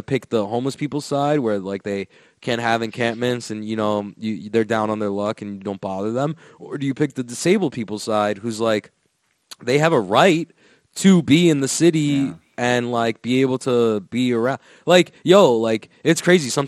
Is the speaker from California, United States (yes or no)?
no; Florida, United States; I'm from Florida, bro. Everyone loves DeSantis out here, dog.